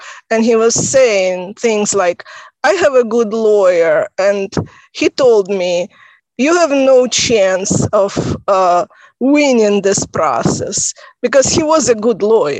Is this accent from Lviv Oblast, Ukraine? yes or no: no; Kharkiv, Kharkiv Oblast, Ukraine; first language Russian; English is a second language; also born or lived in Virginia; now in Maryland, United States; I'm from Russian-speaking part of Ukraine, from Kharkiv.